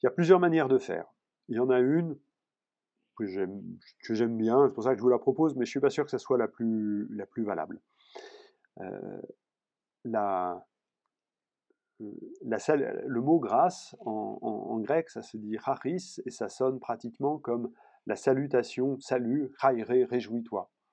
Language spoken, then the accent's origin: French; Paris, Île-de-France, France; je suis parisien